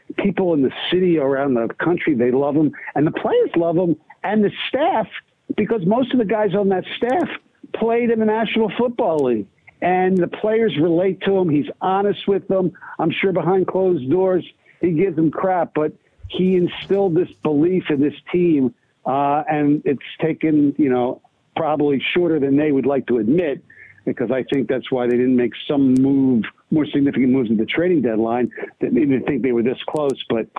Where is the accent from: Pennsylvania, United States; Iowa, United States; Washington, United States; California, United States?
Pennsylvania, United States; Philadelphia; my hometown, Philadelphia Eagles